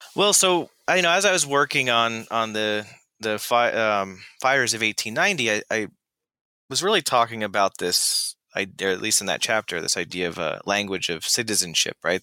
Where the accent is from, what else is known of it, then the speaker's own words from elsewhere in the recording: Florida, United States; I grew up in Florida